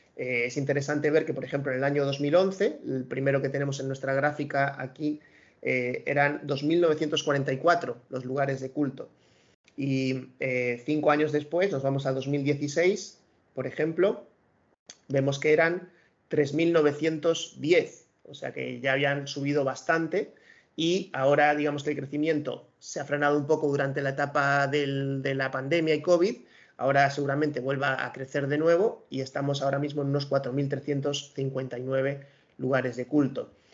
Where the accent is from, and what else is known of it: Spain